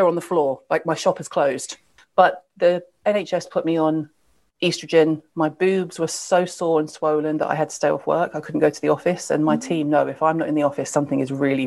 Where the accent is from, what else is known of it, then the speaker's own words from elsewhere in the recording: the South, United States; I was raised in the South in America